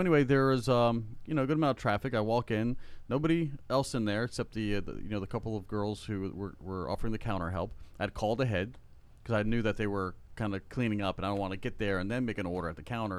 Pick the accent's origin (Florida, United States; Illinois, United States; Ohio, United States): Florida, United States; South; now in Central Florida, United States; I grew up in South Florida